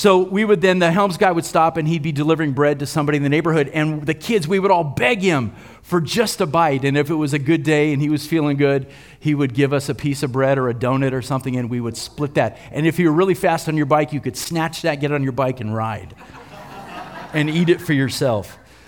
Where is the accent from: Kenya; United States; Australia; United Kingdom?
United States; California; When I was growing up in the West San Fernando Valley, I'm really going to date myself here.